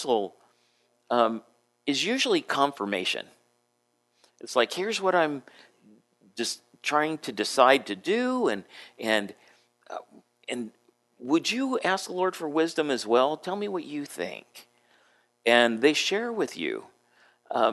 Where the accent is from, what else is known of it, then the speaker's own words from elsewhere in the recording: San Diego, California, United States; moved away as an adult; also born or lived in Adak, Alaska; I grew up in San Diego, so I'm used to, you know, nice climate